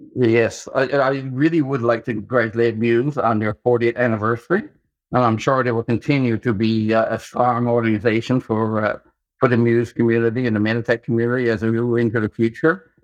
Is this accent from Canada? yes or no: yes; Canada; being a Canadian